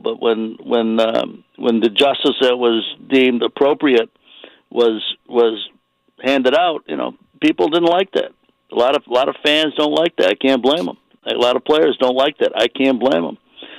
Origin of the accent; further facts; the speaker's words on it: Chicago, Illinois, United States; I grew up in Chicago